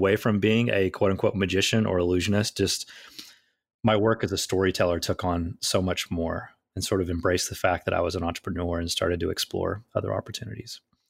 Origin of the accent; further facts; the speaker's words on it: Southern US, United States; I grew up in the Bible Belt in the South